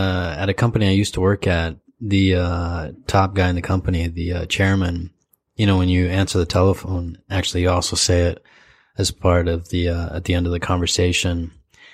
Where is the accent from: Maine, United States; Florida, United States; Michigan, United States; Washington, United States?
Michigan, United States; now in Japan; I grew up in Michigan